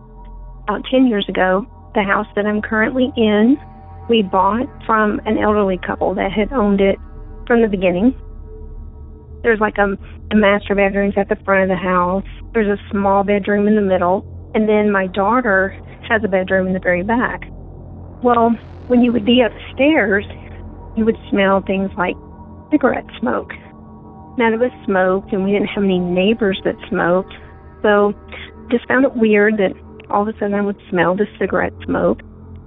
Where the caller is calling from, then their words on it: Colorado, United States; from Colorado.